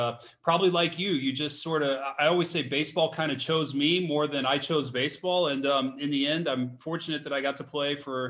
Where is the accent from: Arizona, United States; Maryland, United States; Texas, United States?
Texas, United States; Dallas; I grew up in Dallas